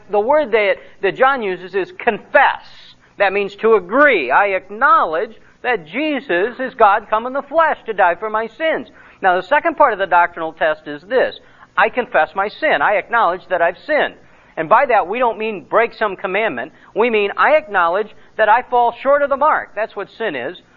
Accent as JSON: {"language": "English", "country": "United States", "said": "I am an American and uh, living as a citizen in Romania."}